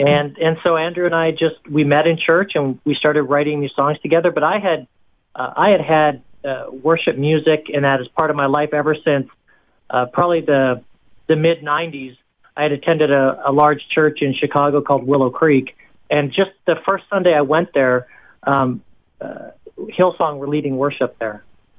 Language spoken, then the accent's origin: English; Hong Kong; also born or lived in Canada / Singapore; now in United States; Yeah, so I'm from Canada originally, and then I actually grew up in Hong Kong and Singapore. My parents were missionaries over there, so I kind of had this gypsy lifestyle.